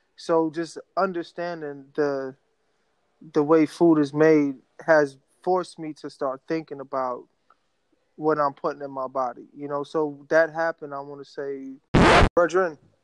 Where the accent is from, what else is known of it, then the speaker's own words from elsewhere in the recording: New York City, New York, United States; I grew up in New York City, like everything is at your front door. So you have so many food options. Like right across the street from my building in South Jamaica, Queens